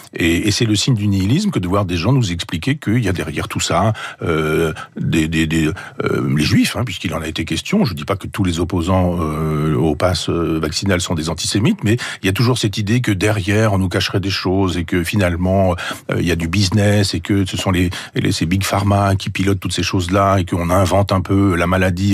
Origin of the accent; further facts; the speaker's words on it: Chambois, Normandy, France; mon village natal à chambois